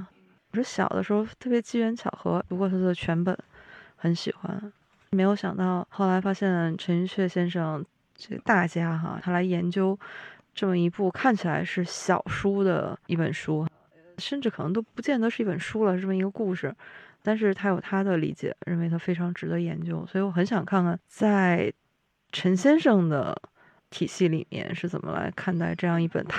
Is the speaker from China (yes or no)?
yes; Liaoning, China; 我是辽宁人，姚老师是半个辽宁人，